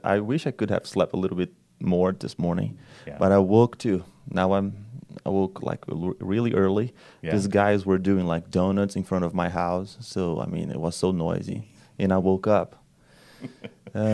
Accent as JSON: {"language": "English", "country": "Brazil", "second_language": "English", "said": "Yes, I'm from Brazil."}